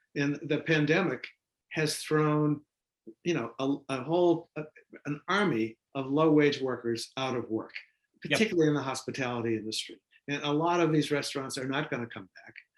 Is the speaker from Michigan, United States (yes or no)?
no; Boston, Massachusetts, United States; Boston, uh, my hometown